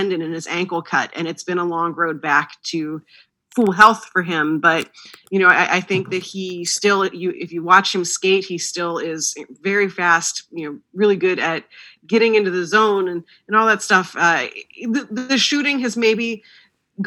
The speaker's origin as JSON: {"language": "English", "area": "outside of Pittsburgh", "region": "Pennsylvania", "country": "United States", "tie": "born or raised there", "said": "I grew up outside of Pittsburgh"}